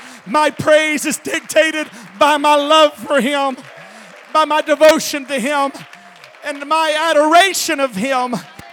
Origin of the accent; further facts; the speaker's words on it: Texas, United States; Listen, I'm big. I'm from Texas.